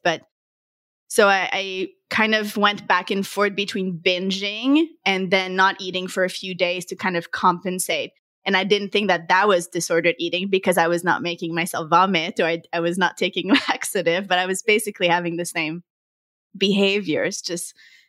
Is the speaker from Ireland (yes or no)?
no; Montreal, Quebec, Canada; I'm from Montreal, Canada.